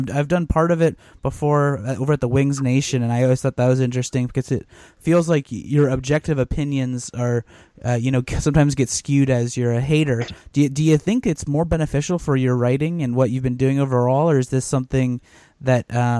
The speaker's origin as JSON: {"language": "English", "region": "Ohio", "country": "United States", "said": "people found out that I was from Ohio"}